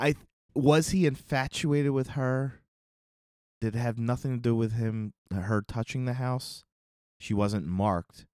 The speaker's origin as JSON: {"language": "English", "region": "Northeast", "country": "United States", "tie": "born or raised there", "said": "growing up in the Northeast"}